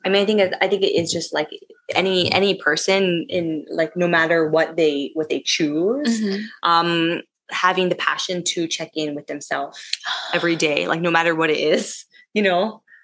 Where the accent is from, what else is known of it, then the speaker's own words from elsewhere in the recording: United States; moved away as an adult; now in Bangkok, Thailand; growing up in America